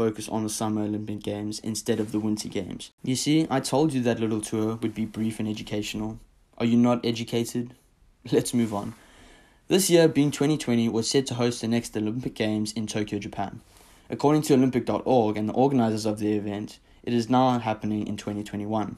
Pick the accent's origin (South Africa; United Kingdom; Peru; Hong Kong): South Africa; now in United States; my home country, South Africa